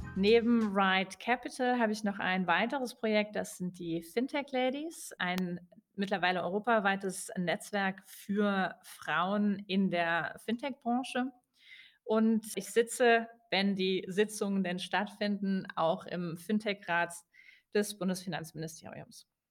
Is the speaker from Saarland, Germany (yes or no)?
yes; Saarbrücken, Saarland, Germany; moved away as an adult; also born or lived in Switzerland; now in Berlin, Germany; Ich komme von der französischen Grenze, äh, aus dem Saarland